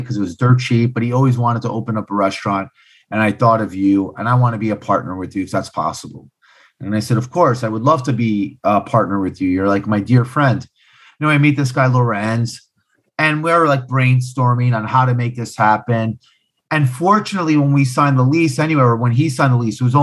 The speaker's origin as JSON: {"language": "English", "region": "New York", "country": "United States", "tie": "born or raised there", "also_born_or_lived": "East Harlem, New York", "said": "I'm born and raised in Hell's Kitchen"}